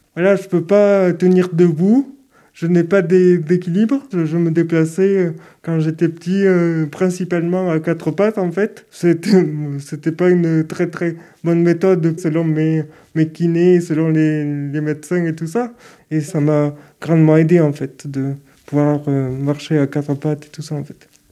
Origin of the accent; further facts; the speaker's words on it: Toulouse, Occitania, France; je suis de Toulouse, je suis né à Toulouse